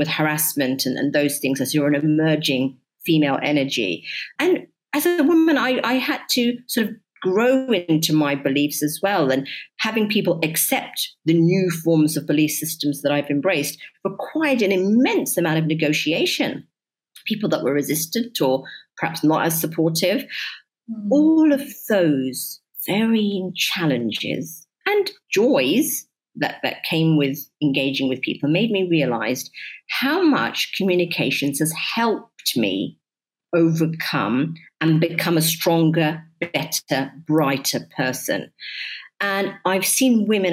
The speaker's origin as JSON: {"language": "English", "region": "London", "country": "United Kingdom", "tie": "born or raised there", "moved": "as an adult", "lives_now": "United Arab Emirates", "said": "my upbringing has made me understand that when you're living in so many different places, growing up in London, such a melting pot"}